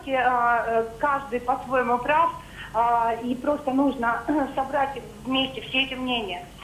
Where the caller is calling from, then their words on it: Moscow, Russia; я звоню из Москвы, но сама не